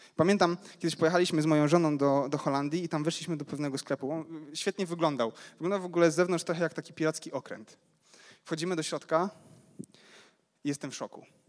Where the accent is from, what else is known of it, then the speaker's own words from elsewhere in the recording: Ruda Śląska, Silesian Voivodeship, Poland; Pochodzę z Rudy Śląskiej